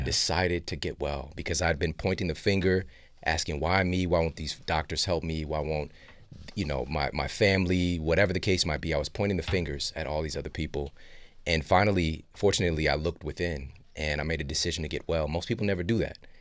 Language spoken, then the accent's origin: English; St. Louis, Missouri, United States; I'm from Saint Louis